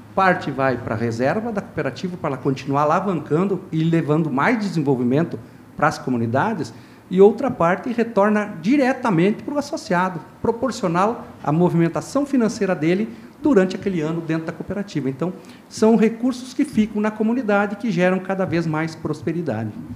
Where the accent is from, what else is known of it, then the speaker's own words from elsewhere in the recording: Rio Grande do Sul, Brazil; lá do Rio Grande do Sul